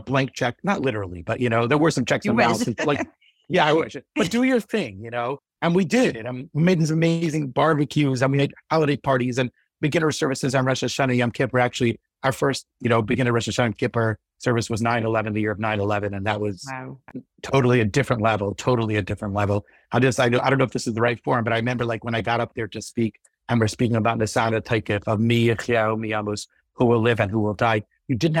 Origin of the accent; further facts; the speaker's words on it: Cleveland, Ohio, United States; I grew up in Cleveland